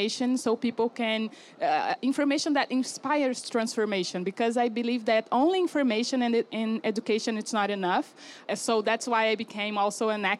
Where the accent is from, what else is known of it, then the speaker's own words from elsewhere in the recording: Brazil; I come from Brazil